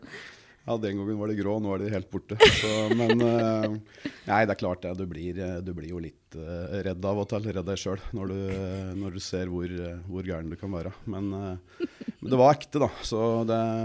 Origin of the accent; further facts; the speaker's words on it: Kapp, Innlandet, Norway; Vokste opp helt nede på Mjøsa, hjemme på Kapp